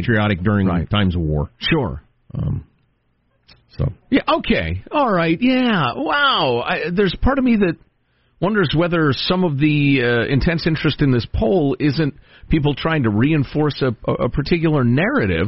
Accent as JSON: {"language": "English", "country": "United States", "tie": "born or raised there", "said": "I was born in the United States"}